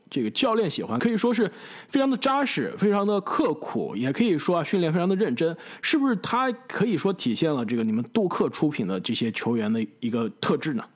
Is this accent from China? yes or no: yes; China; moved away; 小时候在国内的时候啊，就看篮球可比较多